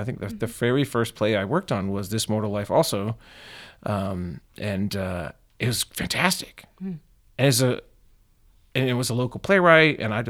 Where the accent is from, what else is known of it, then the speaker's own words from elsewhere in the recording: Atlanta, Georgia, United States; I mean, I'm from Atlanta, you know, where we did all this fancy stuff. And we were just so good.